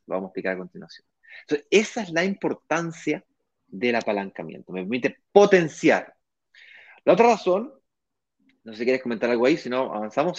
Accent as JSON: {"language": "Spanish", "country": "Chile", "moved": "yes", "lives_now": "Brazil", "said": "yo soy chileno, de acuerdo, vivo en Brasil porque tengo mi mujer brasilera"}